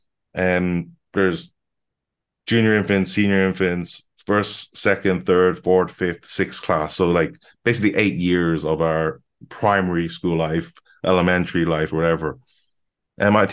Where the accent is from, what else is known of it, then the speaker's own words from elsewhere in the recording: Dublin, Leinster, Ireland; also born or lived in Maynooth; the school we grew up in Dublin, like in Loughton.